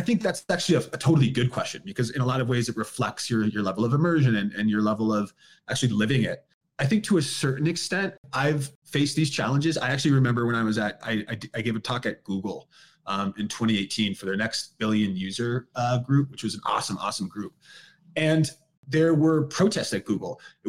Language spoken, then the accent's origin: English; California, United States; moved away; I grew up in California, a white guy. I hadn't been to Asia till I was 20.